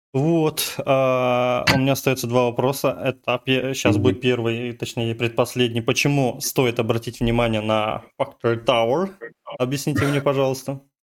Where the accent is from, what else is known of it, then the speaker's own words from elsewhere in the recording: on the Mongolian border, Tuva, Russia; Я вообще такой, на границе Монголии всю жизнь жил в какой-то деревне